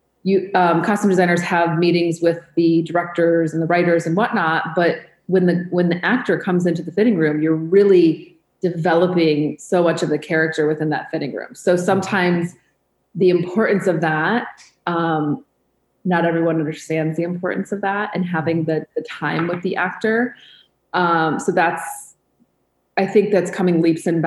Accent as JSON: {"language": "English", "region": "Michigan", "country": "United States", "tie": "born or raised there", "also_born_or_lived": "New York", "moved": "as an adult", "said": "I grew up in Michigan"}